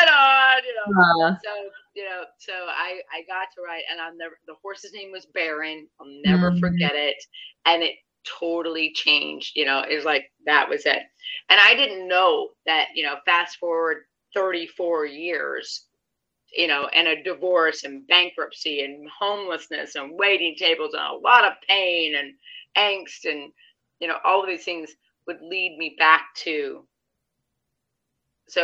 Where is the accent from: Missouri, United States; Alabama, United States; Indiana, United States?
Missouri, United States; St. Louis; I'm from St. Louis. I'm from south of St. Louis area